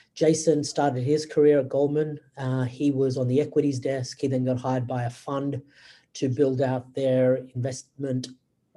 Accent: Australia; moved away as an adult; also born or lived in Wales / Singapore / United States / Hong Kong; now in Sydney, Australia; I was raised and educated in Australia

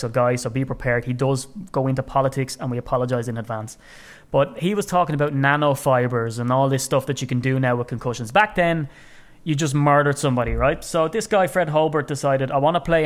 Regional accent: Ireland; as an Irishman, and I like to wax lyrical about being Irish

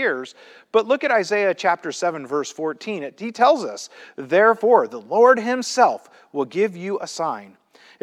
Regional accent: Midwest, United States; I grew up in the Midwest

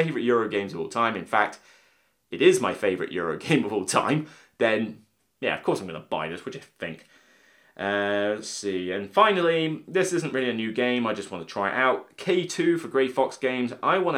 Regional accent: Somerset, South West England, United Kingdom; I'm from Somerset

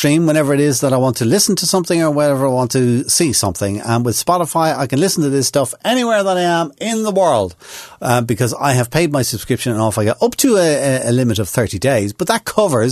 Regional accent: Ireland; I'm from Ireland.

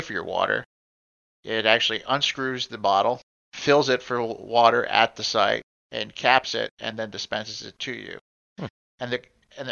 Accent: Chicago, Illinois, United States; I'm a kid from Chicago

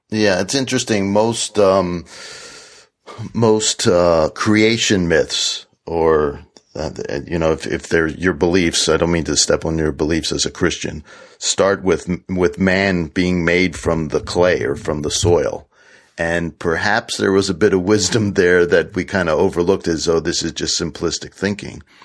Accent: Washington, District of Columbia, United States; also born or lived in central New York; now in New York, United States; I grew up in Washington D.C. in the inner city

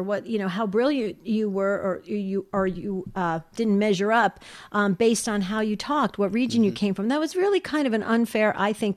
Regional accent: New Jersey, United States; moved away; also born or lived in Arizona; when I was growing up in New Jersey, we had a lot of slang phrases

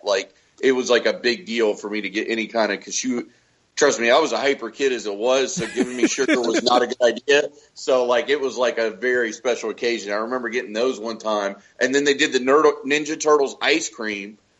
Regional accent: Haines City, Florida, United States; a small town that me and, and Johnny lived in when we were growing up in Haines City.

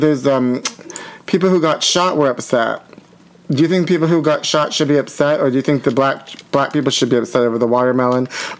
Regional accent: Pittsburgh, Pennsylvania, United States; now in Los Angeles, United States; he's from Pittsburgh and I'm from Pittsburgh.

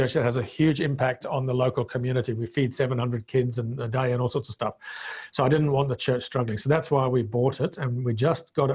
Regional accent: Zimbabwe; first language Bemba; English is a second language; moved away as an adult; also born or lived in Zambia; now in Australia; I came from Rhodesia, which was the breadbasket of Africa.

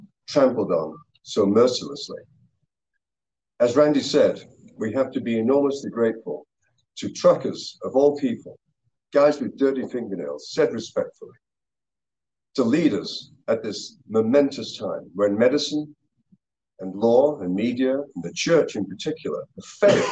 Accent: Canada; I'm a physician, I'm a parent, and I'm a Canadian

